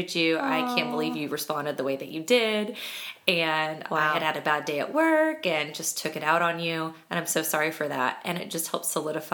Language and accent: English; Kansas, United States; moved away; I grew up in Kansas